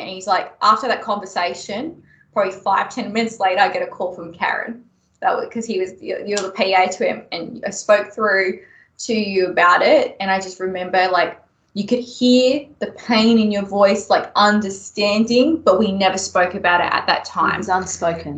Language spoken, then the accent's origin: English; Melbourne, Victoria, Australia; moved away as an adult; now in Brisbane, Australia; I grew up in Melbourne